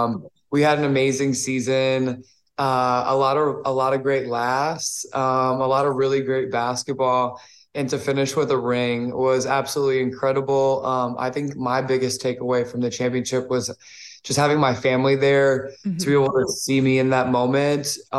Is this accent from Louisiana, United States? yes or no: yes; New Orleans, Louisiana, United States; Growing up in New Orleans